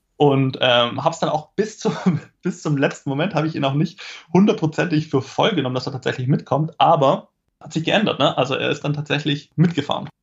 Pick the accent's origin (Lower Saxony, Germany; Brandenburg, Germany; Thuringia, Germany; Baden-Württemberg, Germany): Baden-Württemberg, Germany; Esslingen; Bin aufgewachsen in äh, Esslingen, das ist eine, ja, eine Stadt in der Nähe von Stuttgart